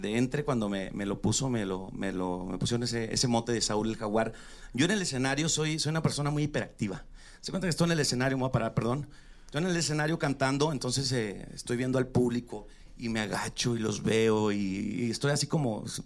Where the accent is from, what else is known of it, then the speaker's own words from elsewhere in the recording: Chihuahua, Mexico; soy de Chihuahua